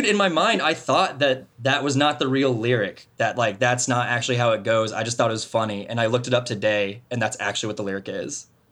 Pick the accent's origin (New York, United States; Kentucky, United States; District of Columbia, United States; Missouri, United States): Missouri, United States; Martinsburg; I grew up in Martinsburg, Missouri. It's a town of three hundred and fifty fucking people, right, in the middle of Missouri